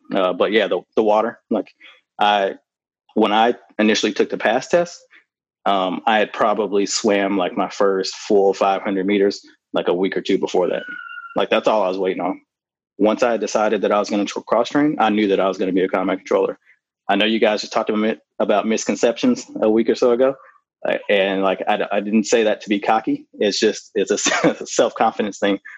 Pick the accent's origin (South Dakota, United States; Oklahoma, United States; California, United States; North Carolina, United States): Oklahoma, United States; I actually grew up near uh, Fort Sill in Oklahoma